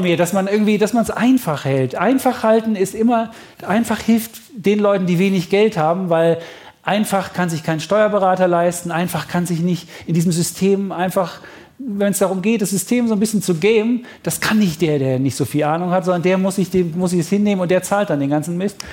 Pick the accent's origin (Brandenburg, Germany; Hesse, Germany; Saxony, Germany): Saxony, Germany; Leipzig; Ich bin in Leipzig groß geworden und ähm, 1971 geboren